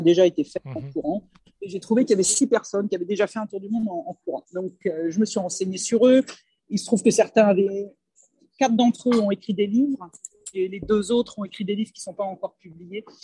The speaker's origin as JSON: {"language": "French", "country": "France", "moved": "as an adult", "said": "je suis partie de France il y a très longtemps, j'avais la vingtaine"}